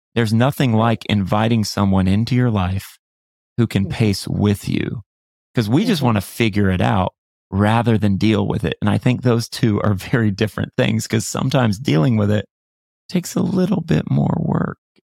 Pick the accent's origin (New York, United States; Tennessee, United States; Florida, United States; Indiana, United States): Florida, United States; I grew up in Florida